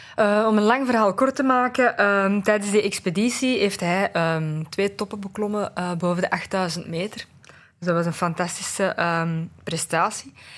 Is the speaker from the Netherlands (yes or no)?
no; Aarschot, Flanders, Belgium; ik ben van Aarschot